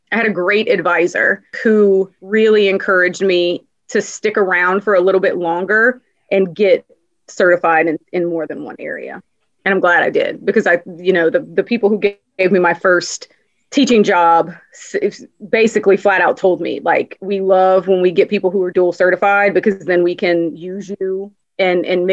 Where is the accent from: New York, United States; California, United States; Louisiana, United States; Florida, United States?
Louisiana, United States; born and raised in Louisiana